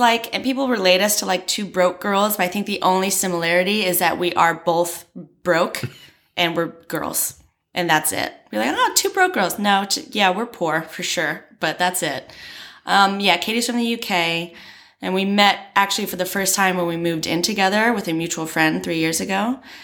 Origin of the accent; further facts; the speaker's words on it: Maryland, United States; moved away as an adult; also born or lived in Florida; now in Beijing, China; I'm from Maryland, which is on the East Coast